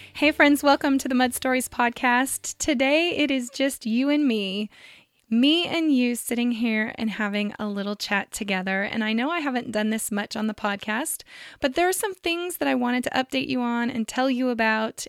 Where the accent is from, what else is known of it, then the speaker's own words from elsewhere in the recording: Central Valley of California, United States; I grew up in the Central Valley of California